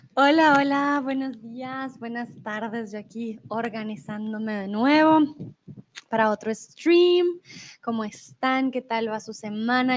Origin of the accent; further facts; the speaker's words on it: Colombia; now in Mexico; yo soy de Colombia, pero eh, en estos momentos vivo en México.